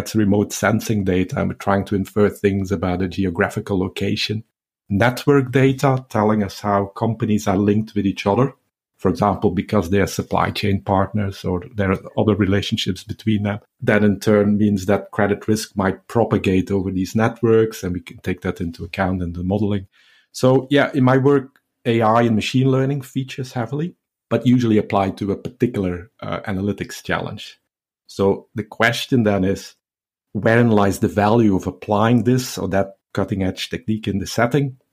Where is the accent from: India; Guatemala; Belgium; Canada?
Belgium; moved away as an adult; now in Southampton, United Kingdom; It was back in two thousand and four that I moved from my home country, Belgium, where I did my P H D at K L Irvine to the U K